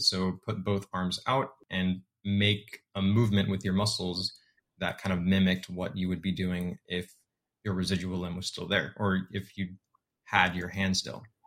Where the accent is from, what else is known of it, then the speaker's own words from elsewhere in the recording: San Antonio, Texas, United States; I was born and raised in San Antonio, Texas